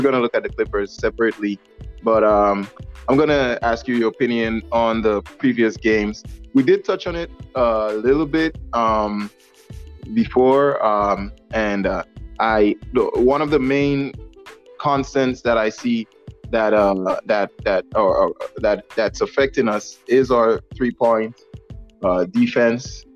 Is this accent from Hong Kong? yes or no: no; Guam; moved away; I was up home in Guam, my hometown